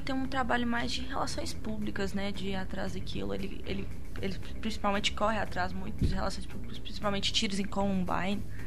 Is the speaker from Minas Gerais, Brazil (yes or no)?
yes; Pará de Minas, Minas Gerais, Brazil; moved away as an adult; now in Belo Horizonte, Brazil; sou de Pará de Minas